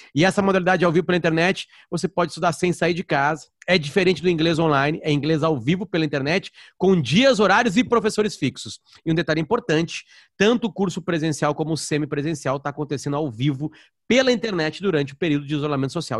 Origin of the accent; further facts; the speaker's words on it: Gaúcho, Rio Grande do Sul, Brazil; accent: gaúcho; ele viu pelo meu sotaque que eu era gaúcho